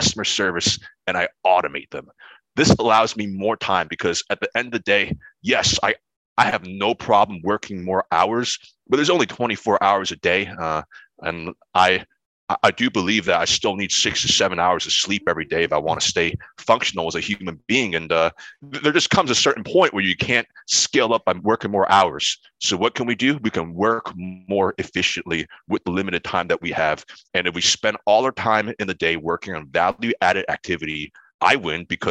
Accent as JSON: {"language": "English", "region": "New Jersey", "country": "United States", "tie": "born or raised there", "also_born_or_lived": "Pennsylvania", "said": "my hometown in New Jersey"}